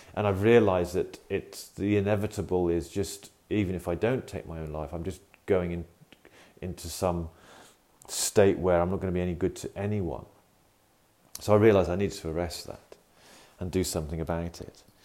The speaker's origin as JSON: {"language": "English", "country": "United Kingdom", "accent": "UK", "said": "in the UK, as you can probably tell from my accent"}